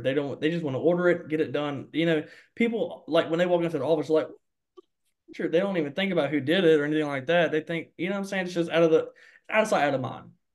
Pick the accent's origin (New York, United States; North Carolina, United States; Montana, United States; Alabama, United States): Alabama, United States; Mobile; also born or lived in Sims, Alabama; I'm from Mobile, Alabama, born and raised in Mobile, Alabama.